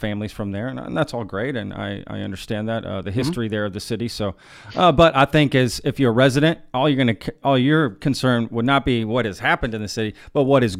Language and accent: English; Texas, United States; Look, I wasn't born in Texas either. I'm as Texan as they come, so screw anybody that says you're not a Texan if you weren't born here.